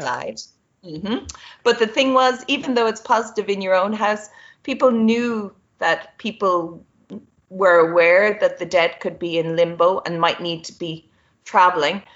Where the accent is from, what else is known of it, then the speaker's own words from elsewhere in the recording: Ireland; we in Ireland